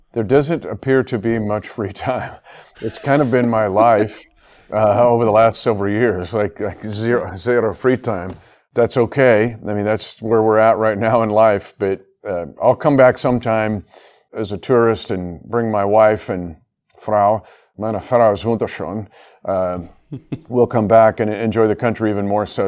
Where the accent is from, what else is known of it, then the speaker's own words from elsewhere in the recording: United States; this is where I grew up near here in the States. Uh, about the same distance between Frankfurt and Hamburg is about the distance I uh, was from a little less uh, to Kansas City